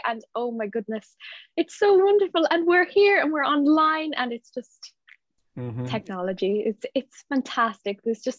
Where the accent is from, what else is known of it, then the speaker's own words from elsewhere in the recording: Munster, Ireland; also born or lived in Dublin; where I grew up anyway in County Clare, you know, you were expected to get married, maybe to a farmer or to a businessman in one of the towns